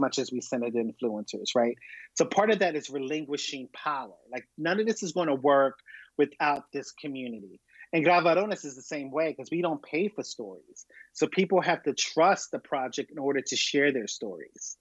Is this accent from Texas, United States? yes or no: no; Philadelphia, Pennsylvania, United States; I'm born and raised in Philadelphia